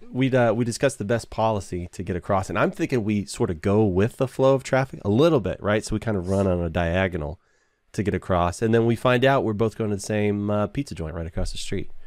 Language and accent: English; Texas, United States; I'm from Texas. I live in Texas